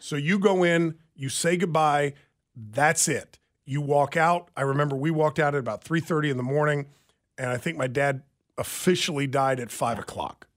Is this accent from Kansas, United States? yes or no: yes; Lansing, Kansas, United States; He, he and I grew up together in Lansing.